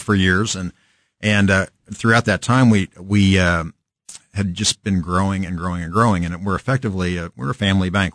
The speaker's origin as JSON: {"language": "English", "town": "Kansas City", "region": "Kansas", "country": "United States", "tie": "born or raised there", "also_born_or_lived": "Lawrence, Kansas", "said": "born and raised in Kan-, we're born in Lawrence, raised in Kansas City, Shawnee Michnice grad"}